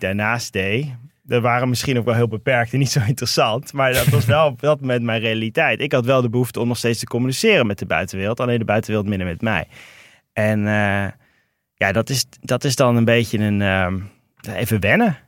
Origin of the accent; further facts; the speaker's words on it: Rotterdam, South Holland, Netherlands; moved away as an adult; also born or lived in Meppel / Toronto; ben in Rotterdam opgegroeid. ja. En, en in Meppel